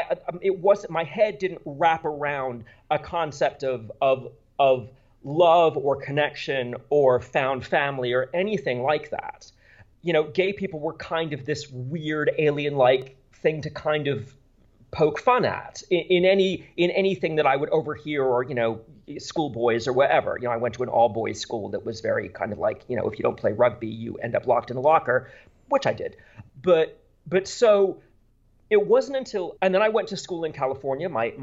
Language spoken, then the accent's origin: English; Bermuda; I grew up in a British Commonwealth. I grew up in Bermuda and went to British, that's why I do so many British books, because I my parents are American, but I grew up entirely in a British environment.